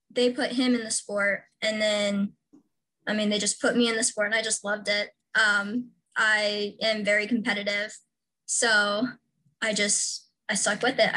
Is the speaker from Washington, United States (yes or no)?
yes; Washington, United States; I am from Washington State. I'm kind of from all over, um, but Washington is where I went to high school and lived the longest